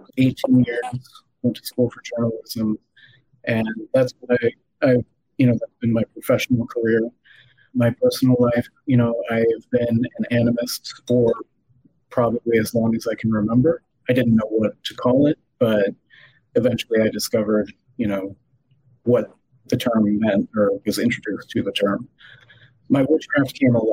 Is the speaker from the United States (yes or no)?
yes; Illinois, United States; moved away as an adult; now in Palm Beach County, Florida, United States; I grew up in the Quad Cities, so about 2 hours north, 2.5